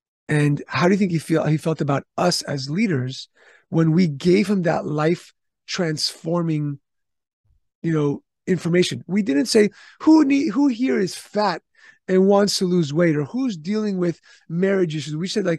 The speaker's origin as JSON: {"language": "English", "region": "California", "country": "United States", "said": "I'm from California. We have some of the strictest HR laws and rules."}